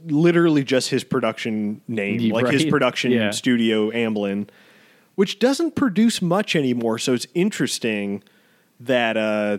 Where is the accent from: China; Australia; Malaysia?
China; Wuhan, Hubei; English is a second language; I don't know much about cats because I'm from China. I'm from Wuhan